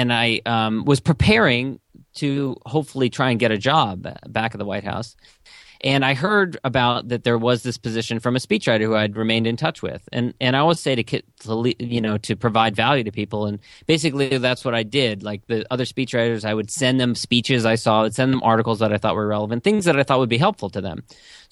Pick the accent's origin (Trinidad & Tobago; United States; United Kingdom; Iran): United States; Los Angeles, California; One, after graduating, I was from Los Angeles.